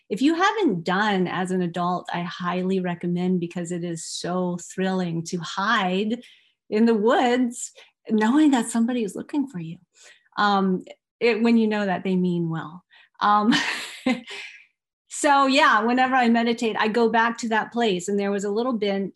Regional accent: Norfolk, Virginia, United States; I grew up in a very modest home in a very modest neighborhood, but within a half a mile was this huge expanse called Norfolk Botanical Garden

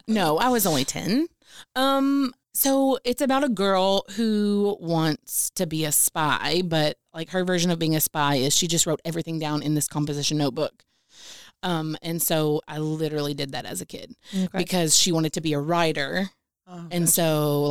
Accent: Celina, Tennessee, United States; moved away as an adult; now in Owensboro, United States; I am from a very small town in Tennessee named Salina

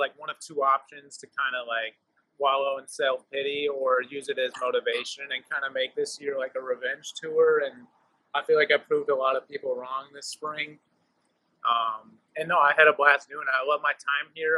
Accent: Minnesota, United States; I'm actually from Minnesota

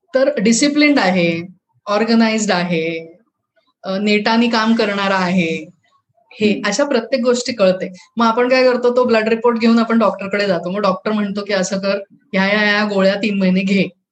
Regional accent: North India, India; moved away; माझं बालपण जे आहे ते उत्तर भारतात गेले

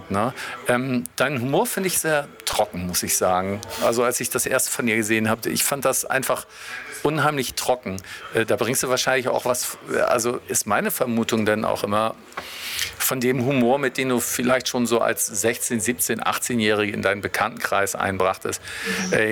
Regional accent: Detmold, North Rhine-Westphalia, Germany; born there; Ja, ich bin jetzt mal nicht aufgewachsen, aber ich bin in Detmold geboren.

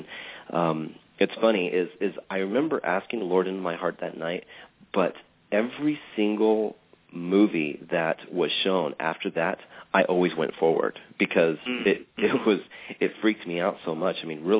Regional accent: West Coast, United States; also born or lived in Michigan; A mom and dad and growing up on the West Coast. We went to Disneyland quite a bit.

